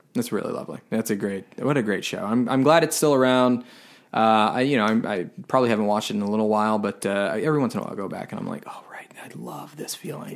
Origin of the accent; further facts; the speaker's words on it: Tampa, Florida, United States; I grew up in Florida. I grew up in Tampa